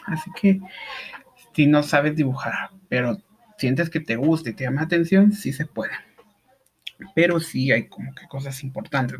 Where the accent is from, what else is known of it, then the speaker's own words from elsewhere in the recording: Guatemala; en mi país